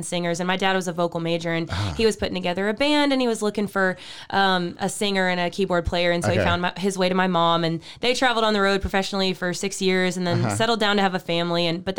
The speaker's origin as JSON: {"language": "English", "town": "Waco", "region": "Texas", "country": "United States", "tie": "born or raised there", "also_born_or_lived": "Lorena, Texas", "said": "Okay. I am here from Waco, Texas. Oh. I've been in Waco my entire life."}